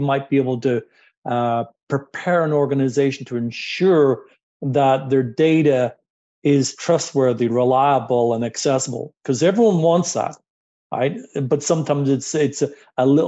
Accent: Toronto, Ontario, Canada; I'm from Toronto

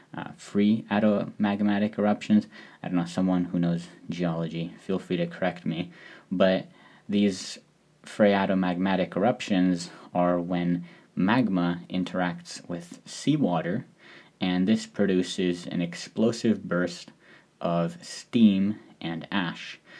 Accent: Seattle, Washington, United States; moved away as an adult; now in Tanegashima, Japan; I'm from Seattle

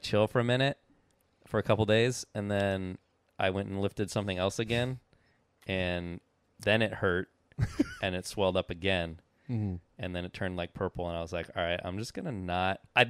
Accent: eastern Washington, United States; I am from Washington. And I'm from the other side of the state

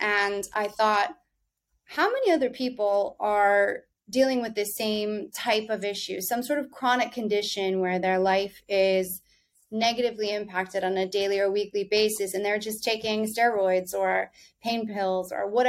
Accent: the South, United States; now in New York, United States; I did not grow up in the city. I grew up in the South. And in a way, I'm both, you know, part still Southern and part still New Yorker.

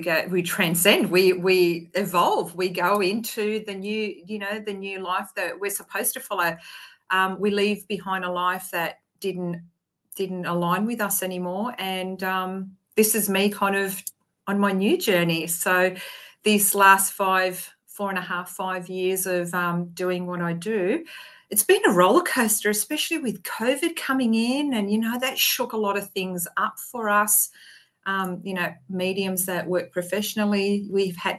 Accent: Queensland, Australia; I'm from Australia

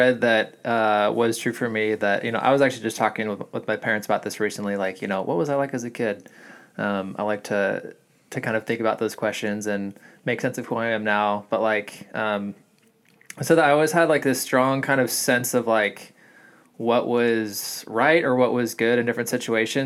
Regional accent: California, United States; I'm born and raised in California

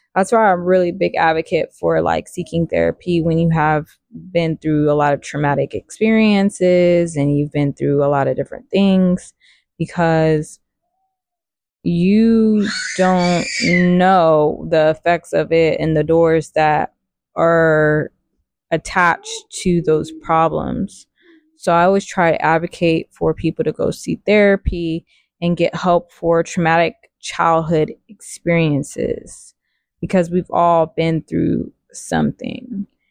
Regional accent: Riverside, California, United States; I grew up in Riverside, California, raised by my grandparents.

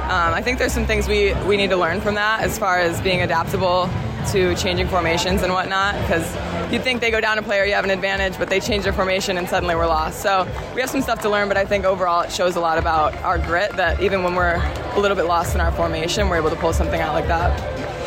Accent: United States; moved away as an adult; now in Australia; coming from America

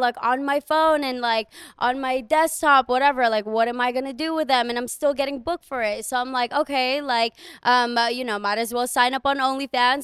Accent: Guam; moved away as an adult; I am from Guam

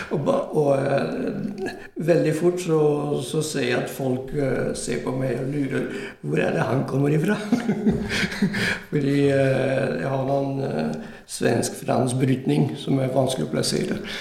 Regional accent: Italy; Norwegian is a second language; now in Norway; Jeg vokste opp i Italia, men gikk på fransk skole.

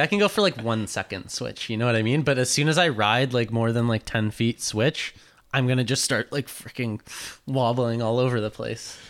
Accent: North Vancouver, British Columbia, Canada; I grew up in North

